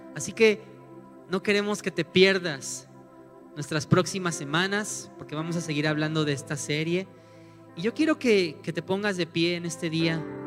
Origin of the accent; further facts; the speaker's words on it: Mexico City, Mexico; also born or lived in Morelia; now in León, Mexico; nosotros somos de la Ciudad de México, nos fuimos a vivir a Morelia unos años